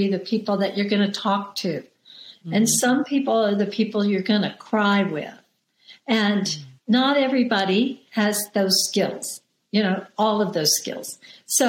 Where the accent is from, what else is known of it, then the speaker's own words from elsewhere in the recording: the South, United States; I grew up in the South